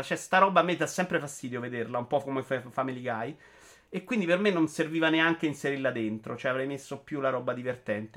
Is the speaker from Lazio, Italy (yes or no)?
yes; Rome, Lazio, Italy; da romano